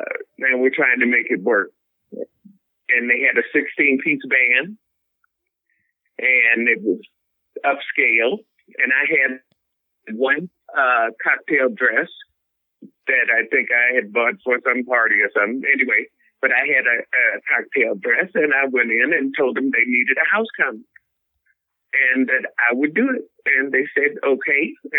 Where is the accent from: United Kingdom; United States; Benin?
United States; Chicago, Illinois; Hey, baby, where are you from? I said, Chicago.